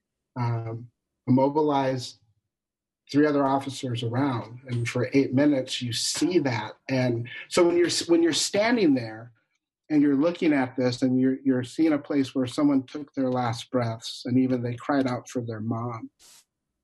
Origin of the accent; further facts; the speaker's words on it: Grand Forks, North Dakota, United States; also born or lived in Ohio; now in New Hope, Minnesota, United States; I grew up in Grand Forks, North Dakota.